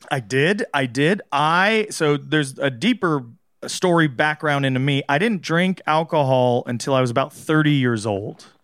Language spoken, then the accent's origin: English; Southern California, United States; I grew up in Southern California